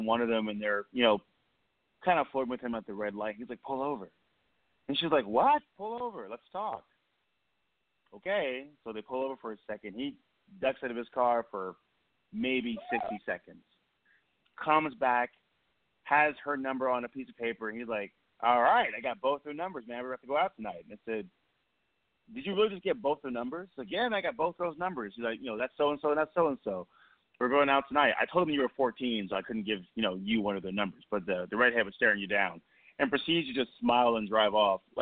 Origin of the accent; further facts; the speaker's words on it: Portland, Oregon, United States; In my hometown of Portland, Oregon